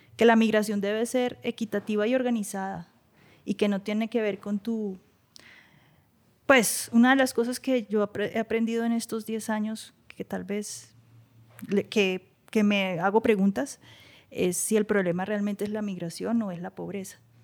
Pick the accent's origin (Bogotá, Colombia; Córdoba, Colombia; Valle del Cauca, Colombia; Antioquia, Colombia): Bogotá, Colombia; moved away as an adult; also born or lived in New York, United States; de donde vengo, yo mi familia es del campo. Eh, para mí, eh, Madelena y San Mateo en Suacha y Ciudad Bolívar son lugares súper